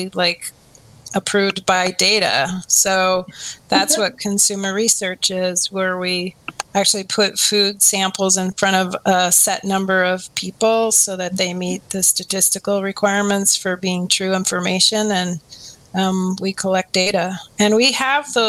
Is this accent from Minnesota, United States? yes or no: yes; Minnesota, United States; now in Oregon, United States; I grew up in Minnesota, but my dad was from Oregon